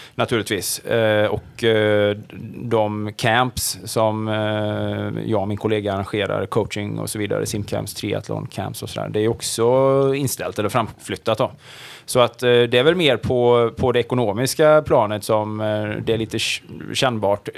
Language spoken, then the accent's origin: Swedish; Sweden; man född och uppvuxen i Sverige och är någonstans i min ålder så här medelålders